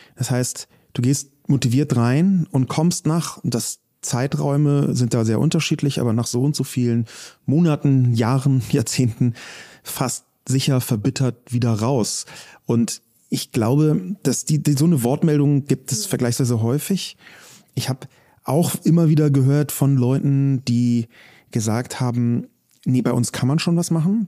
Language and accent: German; Berlin, Germany; Ich komme ja selber aus Berlin